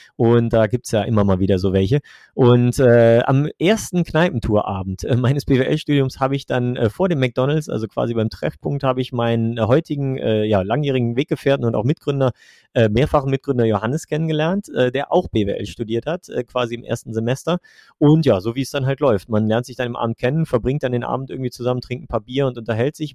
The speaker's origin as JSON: {"language": "German", "town": "Velbert", "region": "North Rhine-Westphalia", "country": "Germany", "tie": "born or raised there", "moved": "as an adult", "lives_now": "Trier, Germany", "said": "ich komme ursprünglich eigentlich aus Nordrhein-Westfalen, aus, äh, ich sage immer so, aus der Mitte zwischen Wuppertal und Essen, aus Felbert"}